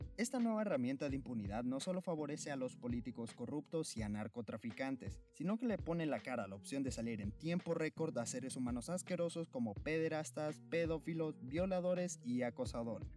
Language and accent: Spanish; Honduras; en mi tierra querida